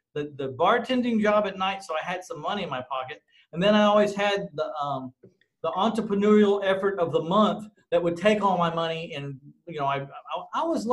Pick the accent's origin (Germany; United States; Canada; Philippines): United States; San Antonio, Texas; I bought a house in or about my hometown of San Antonio, Texas